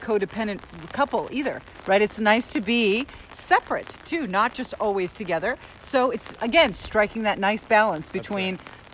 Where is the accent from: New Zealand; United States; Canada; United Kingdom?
Canada; moved away; we're from Canada